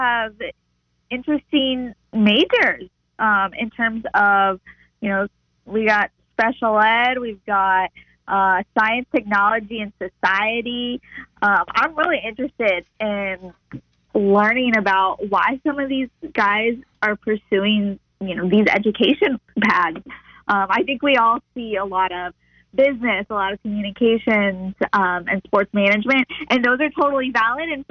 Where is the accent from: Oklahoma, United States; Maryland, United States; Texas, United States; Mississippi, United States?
Oklahoma, United States; moved away as an adult; also born or lived in Colorado; now in North Carolina, United States; growing up in Oklahoma